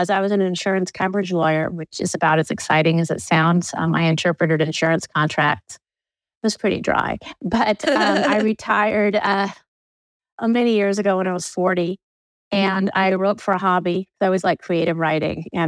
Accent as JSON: {"language": "English", "town": "Danville", "region": "California", "country": "United States", "tie": "born or raised there", "moved": "yes", "said": "I grew up in Danville, which is a suburb about an hour, well, back then about a half hour southeast of San Francisco"}